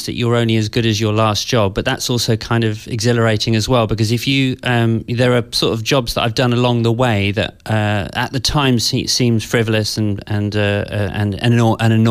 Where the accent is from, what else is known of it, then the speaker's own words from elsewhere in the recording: West Country, South West England, United Kingdom; also born or lived in London; from the age of seven onwards, I grew up in the West Country, in, you know, kind of quite a rural environment.